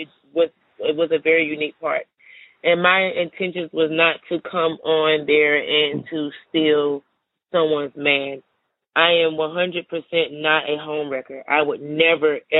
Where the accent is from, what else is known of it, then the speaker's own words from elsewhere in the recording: Atlanta, Georgia, United States; I'm from Atlanta, Georgia, born and raised.